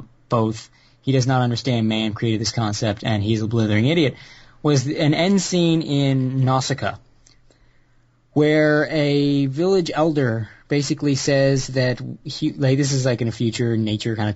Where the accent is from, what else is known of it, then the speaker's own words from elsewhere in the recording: United States; being an American white man living with a Southern asshole family